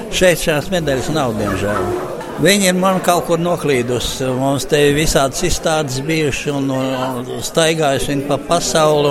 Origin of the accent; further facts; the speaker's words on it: Latvia; es esmu no Latvijas